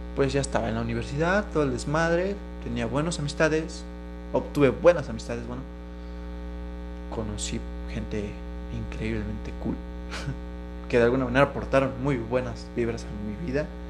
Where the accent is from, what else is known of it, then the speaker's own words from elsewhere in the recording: Mexico; como mexicano tienes que tener como hombre mexicano